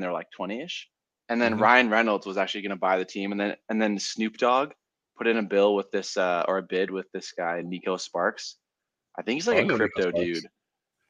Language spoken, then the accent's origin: English; Ottawa, Ontario, Canada; I was born in Ottawa, which is capital